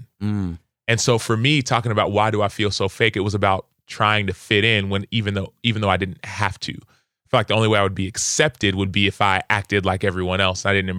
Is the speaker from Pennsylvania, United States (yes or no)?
no; Dallas, Texas, United States; So I'm first generation. So I grew up in Dallas, Texas, in a Nigerian household. We ate Nigerian food. We spoke Igbo and English.